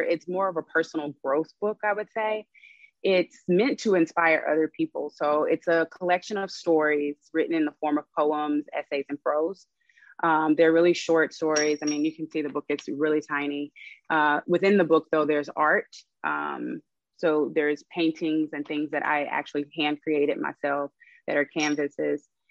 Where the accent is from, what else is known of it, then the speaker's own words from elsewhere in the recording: Arkansas, United States; moved away as an adult; now in Los Angeles, United States; I am actually from Arkansas moved to LA about eight years ago, so I'm here now